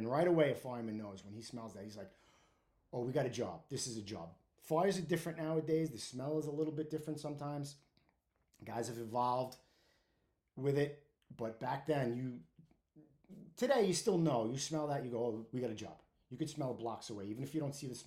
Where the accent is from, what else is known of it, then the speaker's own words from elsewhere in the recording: New York City, New York, United States; I grew up in Brooklyn. I grew up on 8th Avenue between Windsor Place and Prospect Avenue in Park Slope / Windsor Terrace